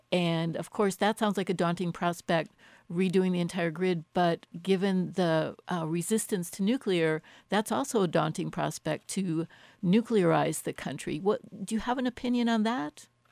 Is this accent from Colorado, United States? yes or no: yes; Boulder, Colorado, United States; my hometown of Boulder